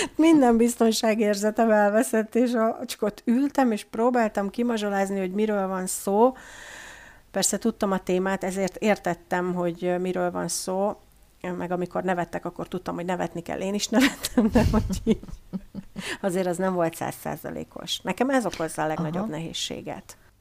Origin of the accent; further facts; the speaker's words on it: Hungary; first language Hungarian; now in Germany; magyart, az az anyanyelvem